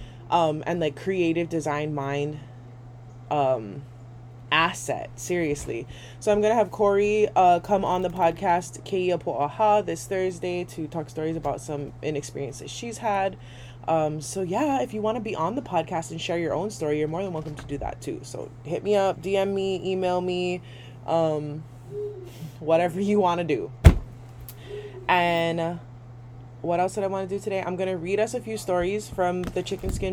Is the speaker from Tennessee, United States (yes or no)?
no; Waimanalo, Hawaii, United States; grew up like two streets down from each other our whole life in Waimanalo